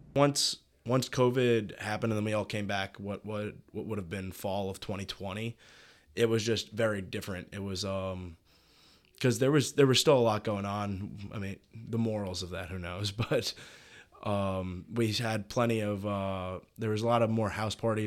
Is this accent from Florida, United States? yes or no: no; New York City, New York, United States; moved away as an adult; now in Oxford, Mississippi, United States; I'm from New York City